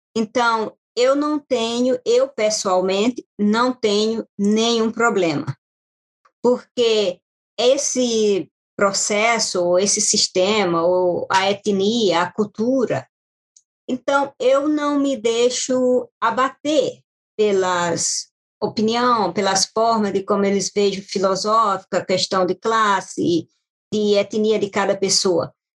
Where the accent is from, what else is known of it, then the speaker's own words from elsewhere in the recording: Baixada Maranhense, Maranhão, Brazil; moved away as an adult; now in United States; Eu sou do Maranhão, quente, muito quente. E além do mais, eu sou da Baixada do Maranhão.